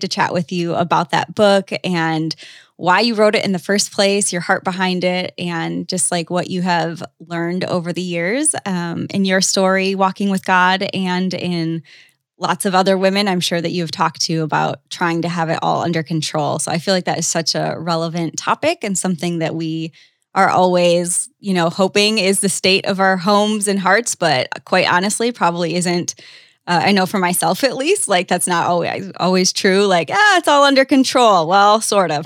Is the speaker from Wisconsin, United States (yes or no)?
yes; Wisconsin, United States; moved away; A lot of people don't know I'm from Wisconsin, but I am